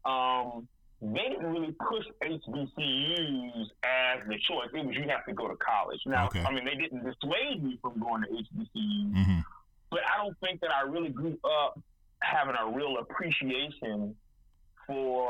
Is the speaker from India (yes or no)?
no; Decatur, Georgia, United States; moved away as an adult; also born or lived in Albany, Georgia; now in Jacksonville, United States; Was born and raised in Decatur, Georgia.